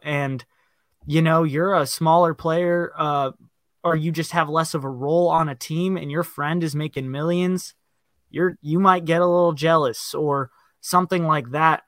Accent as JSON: {"language": "English", "region": "Virginia", "country": "United States", "said": "I'm from Virginia."}